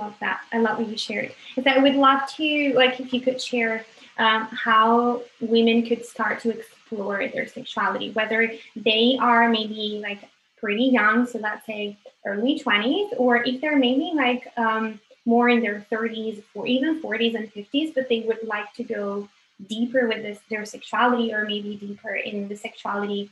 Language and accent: English; Italy; moved away; I was raised in Italy